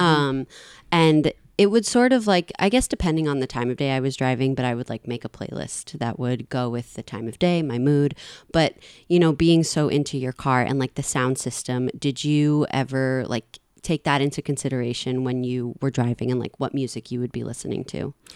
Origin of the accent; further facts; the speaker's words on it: New York City, New York, United States; I grew up in a part of Queens where driving was a normal thing